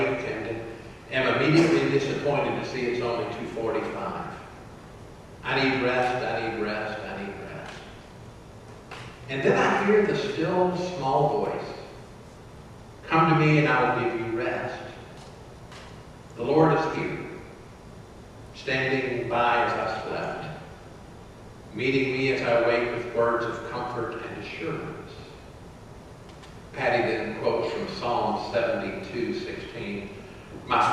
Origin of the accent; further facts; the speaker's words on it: Atlanta, Georgia, United States; As teenagers growing up in Atlanta, we used to go to the Atlanta airport to hang out